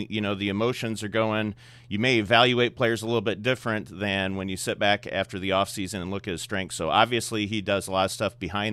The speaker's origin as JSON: {"language": "English", "town": "South Bend", "region": "Indiana", "country": "United States", "tie": "born or raised there", "said": "growing up in South Bend, and I actually grew up just a couple miles away from Notre Dame"}